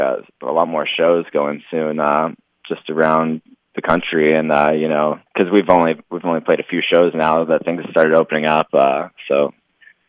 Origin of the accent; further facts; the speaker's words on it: San Diego, California, United States; we're both from San Diego.